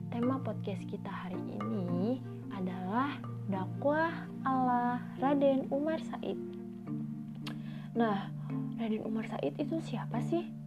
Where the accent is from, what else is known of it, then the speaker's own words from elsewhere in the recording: Java, Indonesia; kalau dilihat dari namanya pasti teman-teman tahu kan saya itu orang mana hmm. ya saya adalah Wong Jawa guys hmm, saya orang Jawa guys